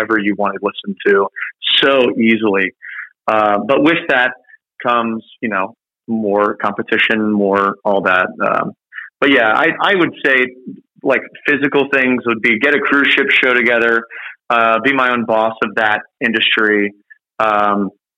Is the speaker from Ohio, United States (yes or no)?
yes; Cincinnati, Ohio, United States; moved away; I grew up in Cincinnati